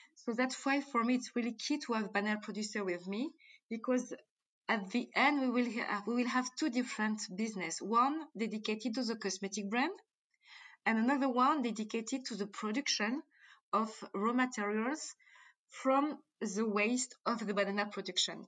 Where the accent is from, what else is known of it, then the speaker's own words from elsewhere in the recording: Martinique; accent: French; English is a second language; moved away; also born or lived in Djibouti / France; I born in Africa, I born in Djibouti, so I spent my childhood between Africa and uh, Martinique.